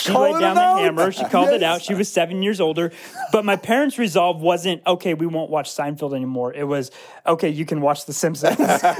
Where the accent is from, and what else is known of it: Oklahoma, United States